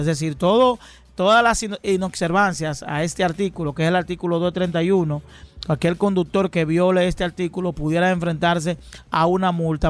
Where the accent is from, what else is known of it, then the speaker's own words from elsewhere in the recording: Dominican Republic; los dominicanos